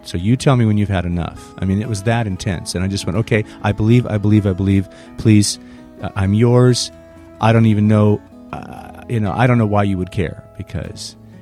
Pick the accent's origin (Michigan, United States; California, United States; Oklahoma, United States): California, United States; San Jose; moved away as an adult; also born or lived in Los Angeles; I moved to Los Angeles from my hometown of San Jose